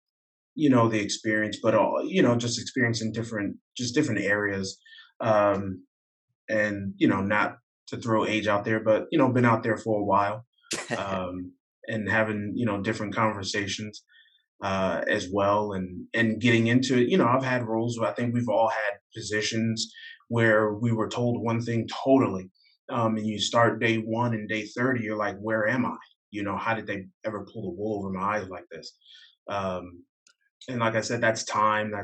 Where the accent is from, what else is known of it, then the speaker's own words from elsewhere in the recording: New Jersey, United States; I'm from the Northeast. I'm from, you know, originally from New Jersey